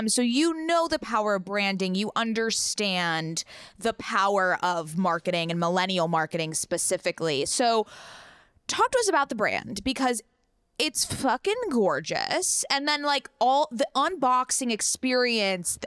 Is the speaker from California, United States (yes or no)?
yes; San Diego, California, United States; I grew up with Riley in San Diego